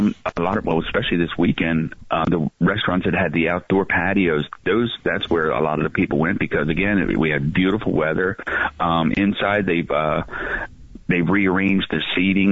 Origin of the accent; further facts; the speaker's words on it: New Jersey, United States; that's 25 miles from my hometown